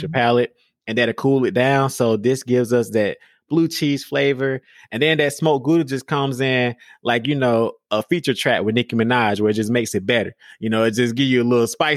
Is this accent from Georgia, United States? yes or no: yes; Georgia, United States; I grew up in Georgia